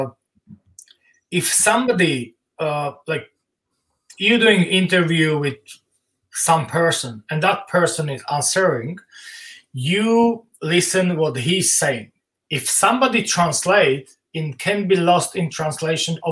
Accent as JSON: {"language": "English", "country": "Slovakia", "second_language": "English"}